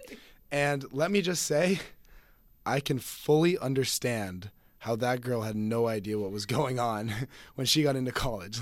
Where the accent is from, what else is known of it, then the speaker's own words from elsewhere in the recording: Phoenix, Arizona, United States; I'm a freshman from Phoenix, Arizona.